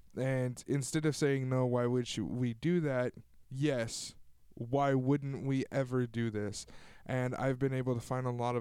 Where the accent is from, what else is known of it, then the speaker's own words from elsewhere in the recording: Tulare, California, United States; here in my hometown of Tulare